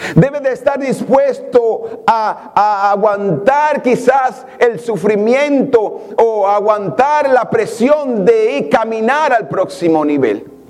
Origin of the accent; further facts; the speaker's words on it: Santa Bárbara de Samaná, Samaná, Dominican Republic; now in New York, United States; yo crecí en un barrio en Samaná